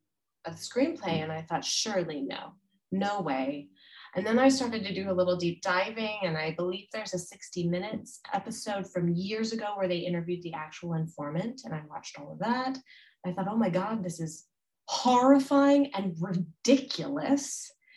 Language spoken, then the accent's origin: English; United States; as an American